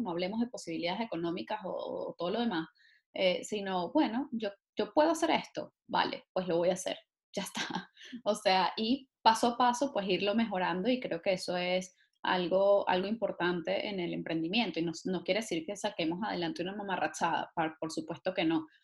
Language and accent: Spanish; Venezuela